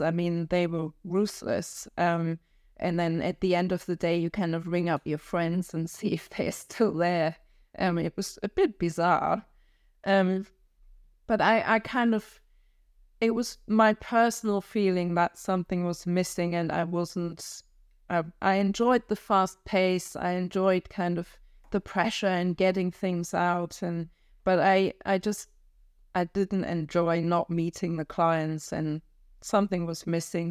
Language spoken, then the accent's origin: English; Kiel, Schleswig-Holstein, Germany; English is a second language; moved away as an adult; also born or lived in Frankfurt, Germany; now in London, United Kingdom; I grew up in, close to Kiel, which is, um, um, just an hour south of the Danish border